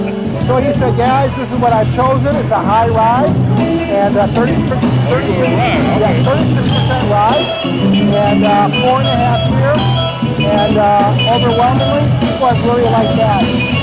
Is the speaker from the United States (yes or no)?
yes; Detroit, Michigan, United States; I'm from Southwest Detroit. I went to Southwestern High School class of 85.